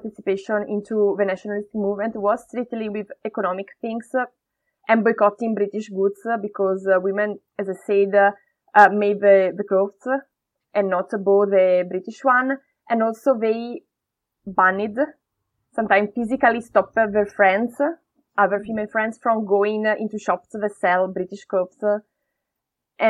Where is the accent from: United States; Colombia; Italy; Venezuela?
Italy; Brescia, Lombardy; English is a second language; moved away as an adult; also born or lived in India; now in Manchester, United Kingdom; my hometown, Brescia